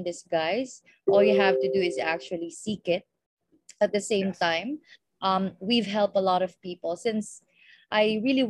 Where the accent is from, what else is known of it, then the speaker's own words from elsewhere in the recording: Philippines; from the Philippines